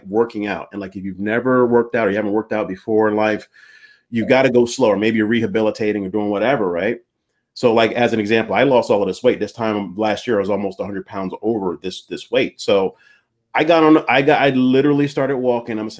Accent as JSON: {"language": "English", "region": "East Coast", "country": "United States", "moved": "yes", "lives_now": "California, United States", "said": "I'm from the East Coast."}